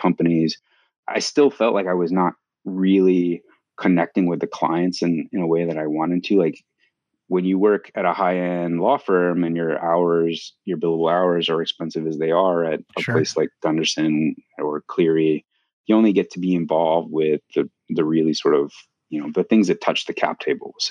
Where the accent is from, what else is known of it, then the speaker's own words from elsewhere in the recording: Los Angeles, California, United States; moved away as an adult; also born or lived in New York; I'm originally from Los Angeles